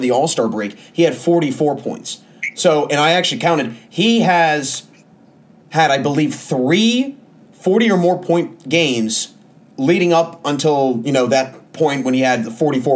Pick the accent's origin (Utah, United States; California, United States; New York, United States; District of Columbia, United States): District of Columbia, United States; Washington; I'm from Washington, D.C.